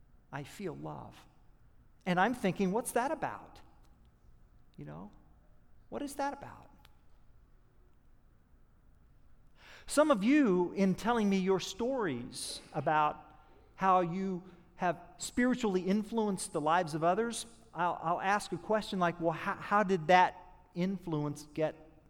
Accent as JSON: {"language": "English", "region": "Oklahoma", "country": "United States", "said": "I'm from Oklahoma"}